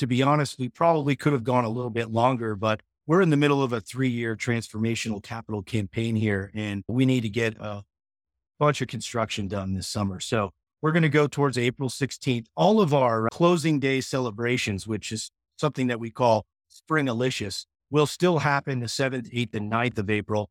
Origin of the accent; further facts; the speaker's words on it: Holyoke, Massachusetts, United States; moved away as an adult; now in Colorado, United States; Holyoke, Massachusetts. I grew up ski racing on the East Coast